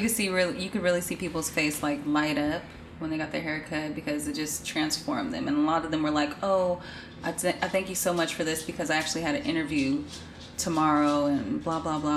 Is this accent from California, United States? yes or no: yes; Bay Area, California, United States; also born or lived in Florida; from the Bay Area.